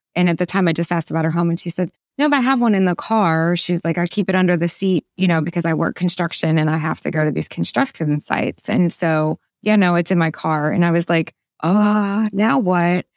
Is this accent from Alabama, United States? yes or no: no; Ohio, United States; now in Arkansas, United States; I grew up in Ohio